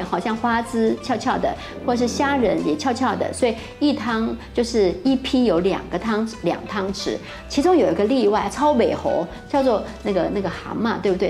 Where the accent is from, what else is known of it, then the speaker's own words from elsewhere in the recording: Taiwan; 我们台湾人